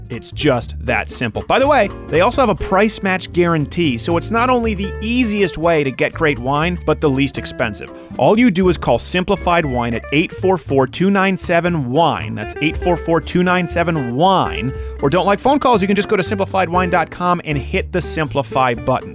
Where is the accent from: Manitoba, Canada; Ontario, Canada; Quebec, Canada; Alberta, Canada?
Quebec, Canada; moved away; also born or lived in Michigan; where I was raised in Quebec